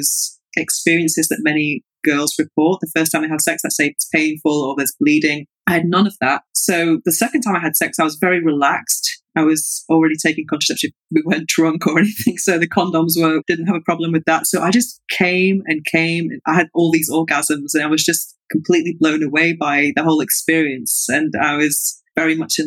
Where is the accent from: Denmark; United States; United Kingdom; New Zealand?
United Kingdom; England; now in Barcelona, Spain; I'm from an Irish Catholic family, but I was growing up in England.